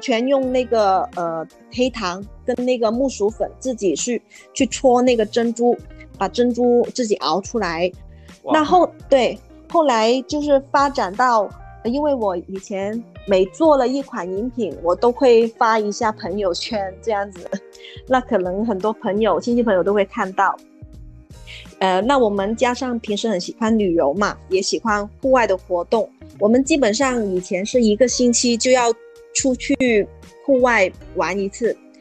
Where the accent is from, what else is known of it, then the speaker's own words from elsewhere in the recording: Guangzhou, Guangdong, China; 我是土生土长的广州人，嗯，在这个美丽的花城广州，经营着一间小小的茶饮店，它的名字叫善酱茶座